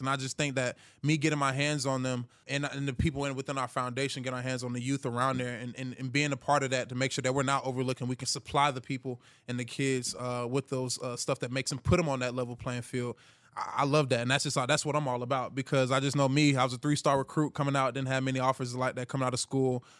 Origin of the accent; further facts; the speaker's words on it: Hiram, Georgia, United States; I'm from Hiram, Georgia